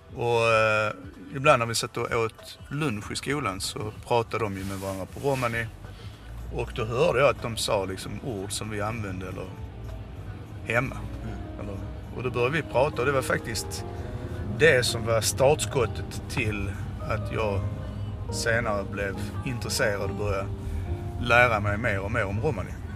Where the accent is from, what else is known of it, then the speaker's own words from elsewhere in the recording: Skåne, Sweden; accent: Skånska; Jag, jag pratar skånska